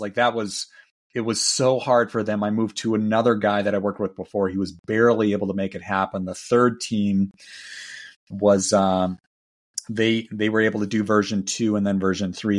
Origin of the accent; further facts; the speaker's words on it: Milwaukee, Wisconsin, United States; my hometown, Milwaukee